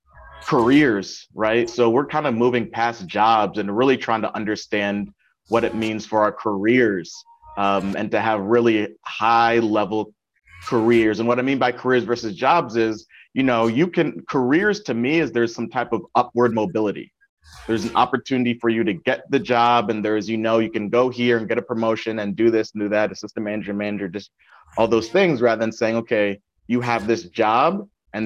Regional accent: Windsor, Connecticut, United States; born or raised there; also born or lived in Hartford, Connecticut; now in New Haven, United States

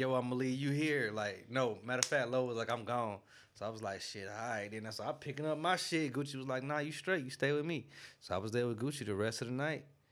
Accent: Greenville, South Carolina, United States; I'm from Greenville, South Carolina.

